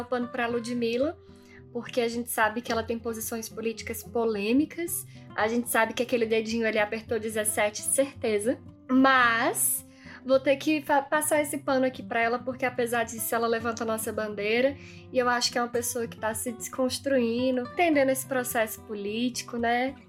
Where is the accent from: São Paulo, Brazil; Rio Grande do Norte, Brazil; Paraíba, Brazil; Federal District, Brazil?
Federal District, Brazil; Brasília; now in Petrolina, Brazil; eu nasci em Brasília, sou de Brasília, mas também é, moro em Petrolina há muito tempo